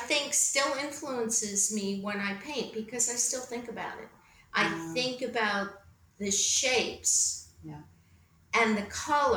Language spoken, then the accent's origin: English; Needham, Massachusetts, United States; I was born outside of Boston in Needham, Massachusetts.